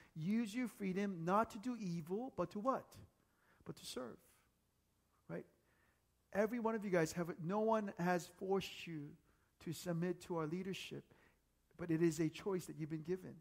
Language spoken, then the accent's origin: English; United States; moved away as an adult; now in South Korea; growing up in the States.